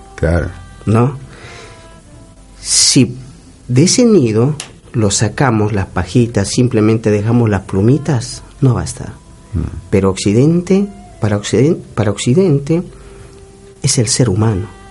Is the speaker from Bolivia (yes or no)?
yes; Colina Blanca community, Ingavi Province, La Paz, Bolivia; Yo soy colla, no y hablo el, el aymara. Mm. No, yo soy de la comunidad eh, Colina Blanca. Eh, eso queda actualmente ya en la provincia de Ingavi